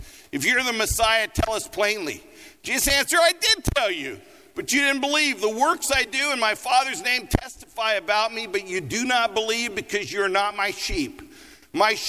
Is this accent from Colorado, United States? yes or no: yes; Colorado, United States; also born or lived in Los Angeles; now in Denver, United States; I grew up in Colorado